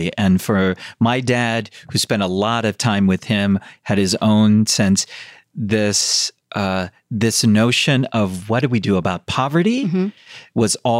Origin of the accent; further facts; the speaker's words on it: United States; I was born in America.